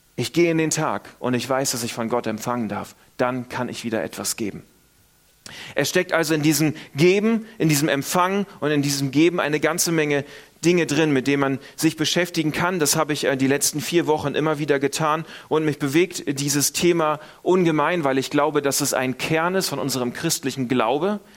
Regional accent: Northern Germany, Germany; moved away; Ich komme aus Norddeutschland, wir sind auch eher verhalten.

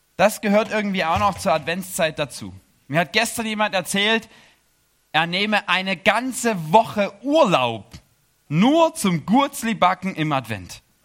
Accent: Chemnitz, Saxony, Germany; moved away as an adult; also born or lived in Erzgebirge; now in Switzerland; ich komme aus Chemnitz.

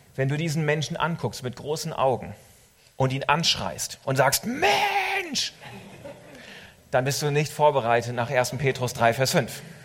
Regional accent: Suurhusen, Lower Saxony, Germany; moved away; also born or lived in Switzerland; in meiner Heimat, in Surhusen in Ostfriesland

